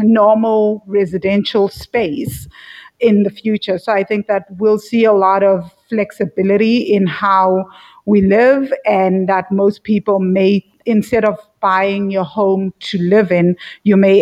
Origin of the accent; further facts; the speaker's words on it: South Africa; moved away as an adult; now in Sri Lanka; So I live in Sri Lanka and I'm from South Africa